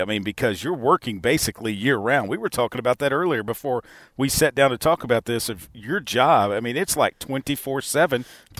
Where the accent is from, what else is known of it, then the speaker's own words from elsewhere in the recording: Little Rock, Arkansas, United States; growing up in Little Rock